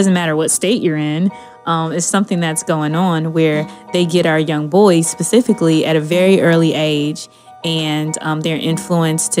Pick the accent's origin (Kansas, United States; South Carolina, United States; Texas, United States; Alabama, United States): Texas, United States; Dallas; I grew up in Dallas, Texas